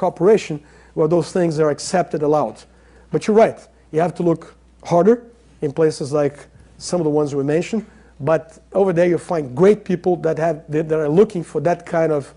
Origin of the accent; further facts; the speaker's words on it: Brazil; I'm not American, I'm Brazilian